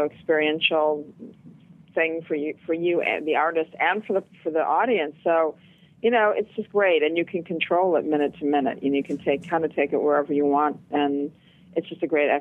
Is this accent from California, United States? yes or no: no; Flint, Michigan, United States; now in New York City, United States; I was born in Flint, Michigan, and in the 60s, it was a very thriving, you know, the Midwest was thriving